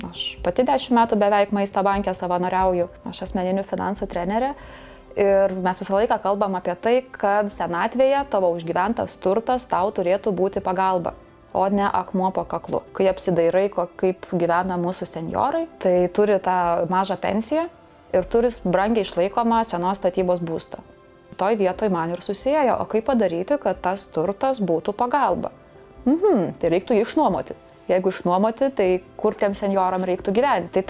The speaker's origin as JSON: {"language": "Lithuanian", "region": "Samogitia", "country": "Lithuania", "said": "aš žemaitė, aš kantrybės turiu"}